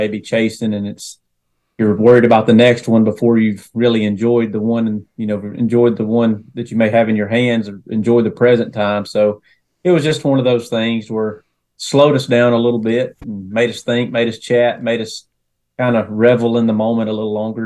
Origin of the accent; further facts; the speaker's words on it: Northwest Georgia, United States; From Northwest Georgia, born and raised, kind of shuffled around a little bit in that area of Northwest Georgia